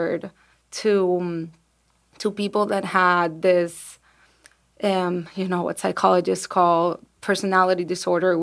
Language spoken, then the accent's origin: English; Venezuela; now in United States; I'm from Venezuela